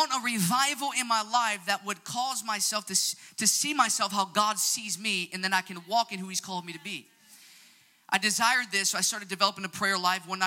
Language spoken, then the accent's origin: English; Chicago, Illinois, United States; I'm from Chicago, Illinois